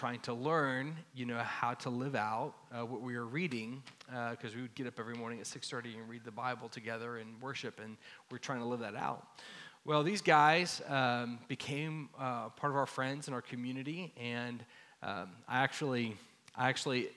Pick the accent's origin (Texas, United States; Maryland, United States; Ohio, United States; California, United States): Texas, United States; Dallas; I grew up here in Dallas, in Lake Highlands area, not far from here